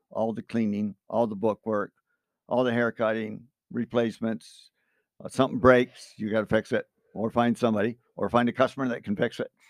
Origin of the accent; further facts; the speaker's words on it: Cutlerville, Michigan, United States; I grew up in Cutlerville here, sixty-eighth